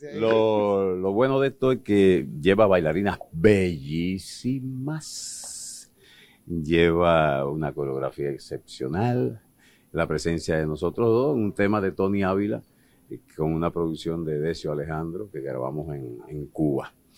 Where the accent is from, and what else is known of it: Dominican Republic